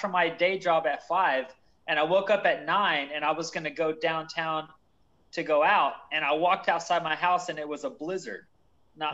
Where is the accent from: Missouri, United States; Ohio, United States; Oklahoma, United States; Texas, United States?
Texas, United States; Kyle; I'm right south of Austin in Kyle, Texas